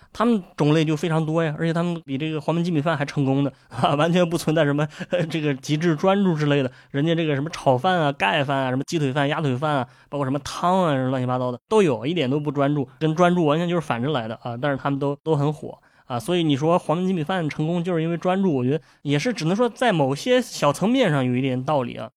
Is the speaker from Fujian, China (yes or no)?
no; Shandong, China; 我是一个山东人